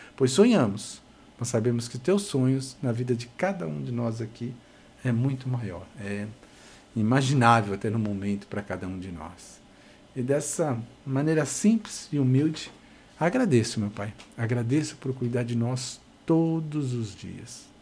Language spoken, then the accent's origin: Portuguese; Brazil; somos brasileiros